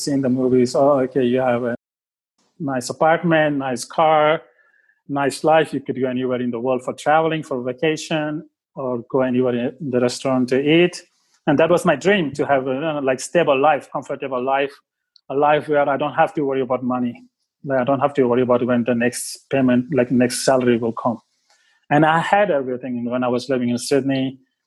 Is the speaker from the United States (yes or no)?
no; Mumbai, Maharashtra, India; moved away as an adult; now in Australia; I grew up in Mumbai